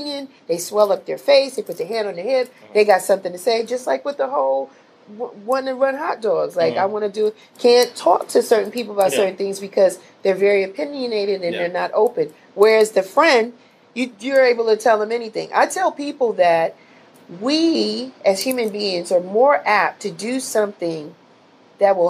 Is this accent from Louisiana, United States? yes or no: no; New York City, New York, United States; growing up in the Bronx, New York